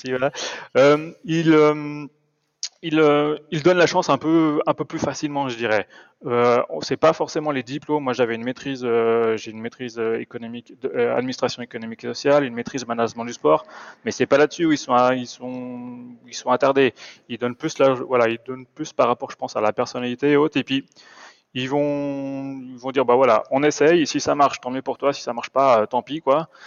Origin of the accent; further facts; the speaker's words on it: Bressuire, Nouvelle-Aquitaine, France; moved away as an adult; now in Switzerland; je suis originaire d'une petite ville des Deux-Sèvres, de Bressuire, donc tout à fait à l'ouest de la France